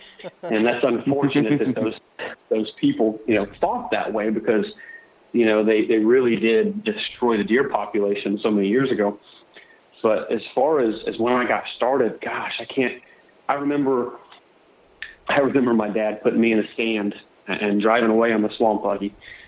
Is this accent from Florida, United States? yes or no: yes; Florida, United States; So yes, I was born in Florida. I live on the west coast of Florida, southwest Florida. I'm fourth generation Floridian, or Florida cracker.